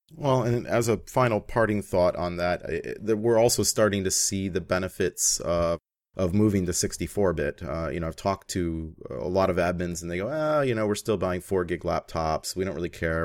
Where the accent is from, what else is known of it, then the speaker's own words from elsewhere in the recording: Canada; as a Canadian